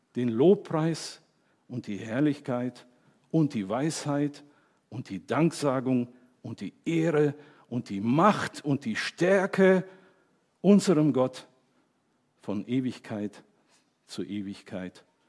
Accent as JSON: {"language": "German", "country": "Germany", "said": "ich bin Deutscher"}